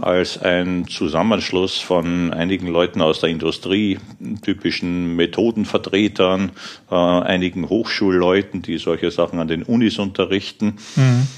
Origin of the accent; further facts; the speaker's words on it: Krems, Lower Austria, Austria; moved away as an adult; also born or lived in Vienna, Austria / Aachen, Germany; now in Germany; Ich bin gebürtiger Österreicher, in Krems in die Schule gegangen, in Wien Informatik studiert, aber danach sofort ausgewandert ja, nach Aachen